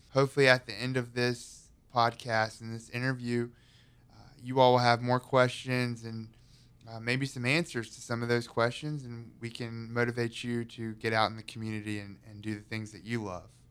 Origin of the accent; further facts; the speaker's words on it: High Point, North Carolina, United States; I'm born and raised in High Point